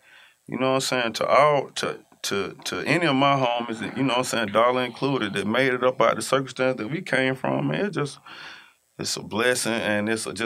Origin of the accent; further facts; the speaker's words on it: Atlanta, Georgia, United States; I'm from Atlanta